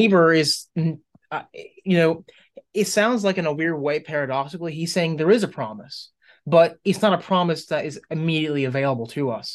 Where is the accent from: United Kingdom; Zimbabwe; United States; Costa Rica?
United States; I was born in the United States